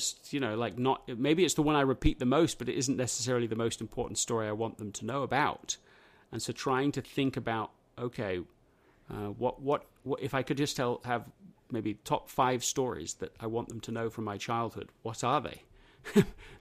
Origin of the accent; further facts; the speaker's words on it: England, United Kingdom; moved away; the schools that I grew up in England